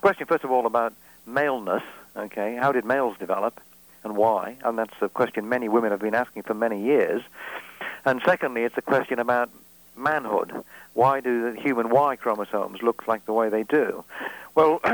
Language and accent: English; Wales, United Kingdom; I'm Welsh